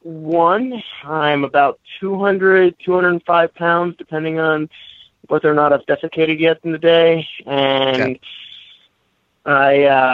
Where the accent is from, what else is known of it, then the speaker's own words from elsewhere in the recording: Ohio, United States; You have no room to make fun of me for being from or living in Ohio.